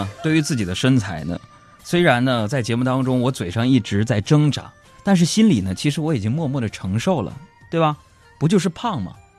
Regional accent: Northeast China, China; 当年我们在东北嘛，我就是一个东北人，在东北啊，东北人喜欢吃烧烤，对吧？

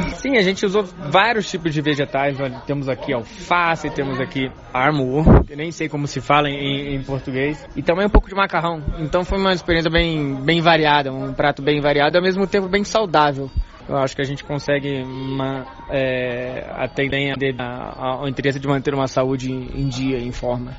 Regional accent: Brazil; moved away as an adult; now in Beijing, China; eu sou brasileiro

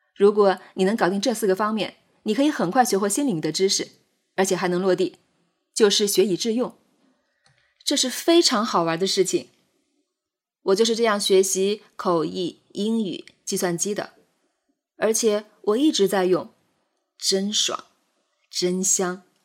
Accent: China; 我们作为中国人，活在汉语的环境下

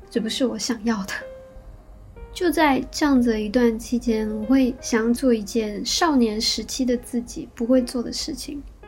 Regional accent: Shanghai, China; moved away as an adult; also born or lived in Kyoto, Japan; now in Tokyo, Japan; 是上海长大的

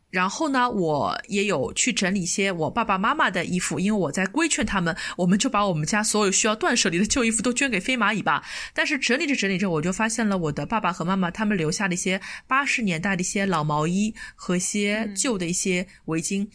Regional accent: China; also born or lived in United Kingdom; 我们，中国人要买的东西其实都是装不下的

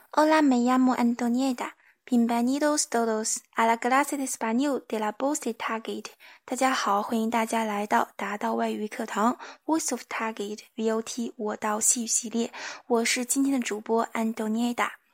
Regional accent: China; 我们中国人民

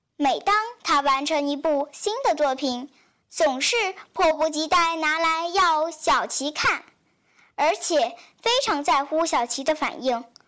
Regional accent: Liuzhou, Guangxi, China; 来自广西柳州

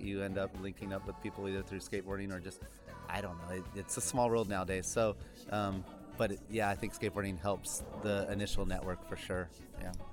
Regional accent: Sacramento, California, United States; we're from Sacramento, and Sacramento has such a amazing skate culture

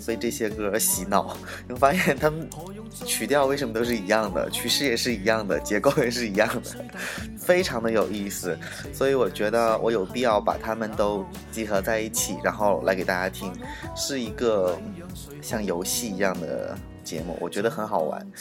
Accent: China; 尤其像我们内地人，在学粤语的时候

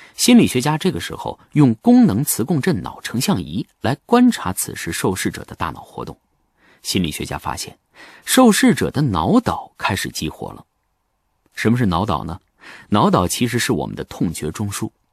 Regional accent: China; 我是一个中国人，我是汉族，我是南兴，我是北京师范大学的教授

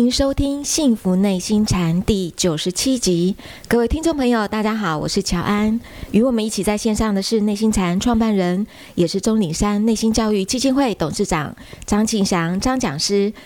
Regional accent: Taiwan; 我们台湾话会讲单咯

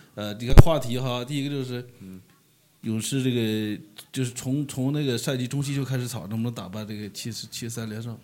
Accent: China; 我可能作为一个，就是土生土长的中国人

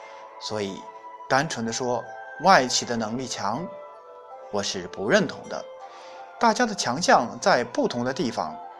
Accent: China; 本事是中国人特有的词汇，也只有我们中国人才能明白其中的内涵。

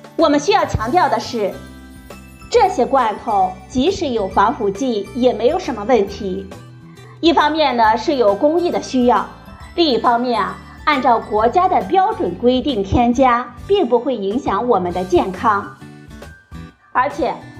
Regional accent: China; 我们中国人

